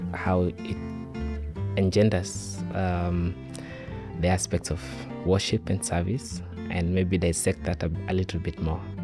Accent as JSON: {"language": "English", "country": "Kenya", "said": "I come from Kenya"}